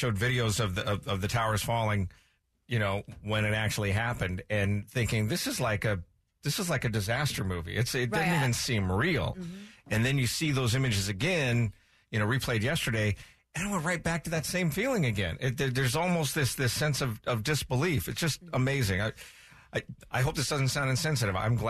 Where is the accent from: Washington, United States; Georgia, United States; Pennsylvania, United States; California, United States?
Washington, United States; moved away; We have a place growing up in Washington called Taco Time.